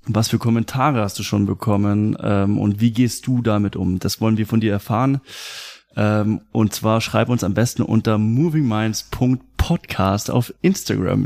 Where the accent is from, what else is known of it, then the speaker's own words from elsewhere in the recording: Germany; mein Vater kommt aus Mexiko. Mhm. Ich war schon ein paar Mal in Mexiko und trotzdem mein Land ist deutsch